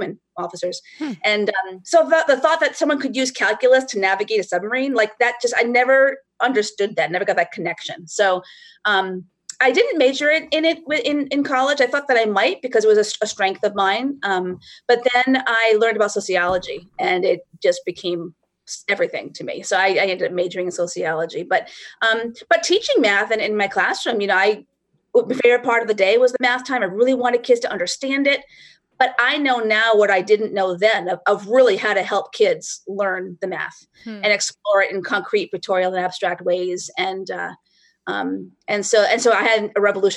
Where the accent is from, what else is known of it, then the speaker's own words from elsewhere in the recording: Rhode Island, United States; also born or lived in Northern New Hampshire; now in New Hampshire, United States; I grew up in Rhode Island, but Northern New Hampshire the last 25 years